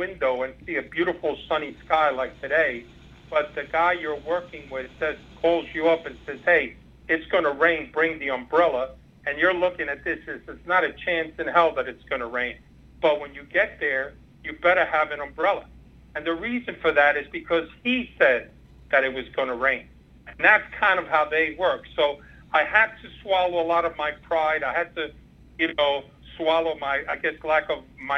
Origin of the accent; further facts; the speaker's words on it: New York City, New York, United States; also born or lived in Havana, Cuba; I only grew up in the Bronx, so I saw it around me as I was growing up